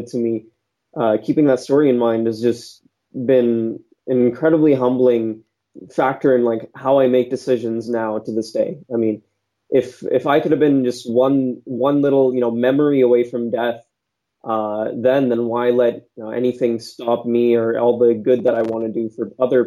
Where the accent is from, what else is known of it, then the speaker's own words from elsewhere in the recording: San Jose, California, United States; So I was born and raised in San Jose, California